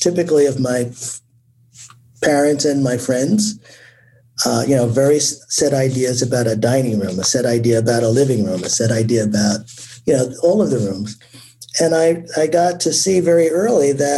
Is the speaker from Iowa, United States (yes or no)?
no; Newark, New Jersey, United States; growing up in a city the size of Newark